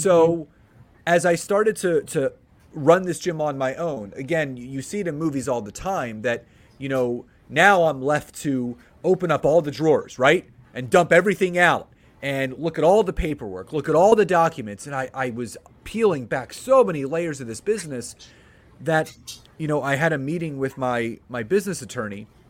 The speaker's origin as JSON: {"language": "English", "town": "Philadelphia", "region": "Pennsylvania", "country": "United States", "tie": "born or raised there", "moved": "as an adult", "lives_now": "Marlton, United States", "said": "born and raised in Philadelphia, lived there my entire life"}